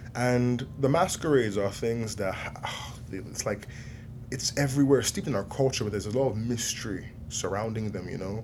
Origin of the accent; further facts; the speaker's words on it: Nigeria; I'm Nigerian